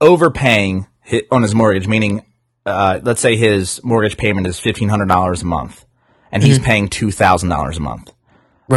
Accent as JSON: {"language": "English", "region": "New Jersey", "country": "United States", "said": "I'm from Jersey"}